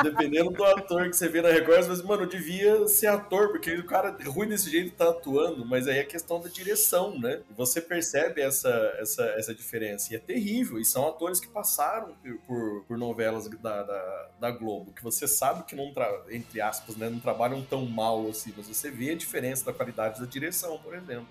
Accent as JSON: {"language": "Portuguese", "town": "Itajubá", "region": "Minas Gerais", "country": "Brazil", "said": "eu sou de Itajubá"}